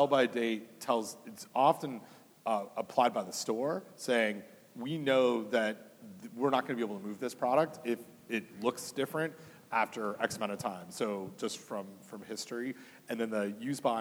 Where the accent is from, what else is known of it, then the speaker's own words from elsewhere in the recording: Canada; now in United States; it might be obvious from my accent, but I'm from Canada originally